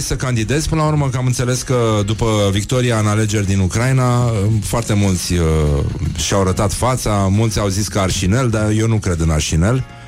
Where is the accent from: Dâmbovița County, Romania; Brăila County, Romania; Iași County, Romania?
Brăila County, Romania; Brăila; când eram copil, la Brăila